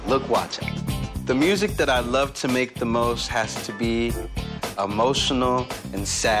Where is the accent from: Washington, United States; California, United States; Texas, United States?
Texas, United States; El Paso; moved away; also born or lived in Germany; I'm an artist from El Paso, Texas, 22 years old. And fun fact, I lived in Germany for 6 years.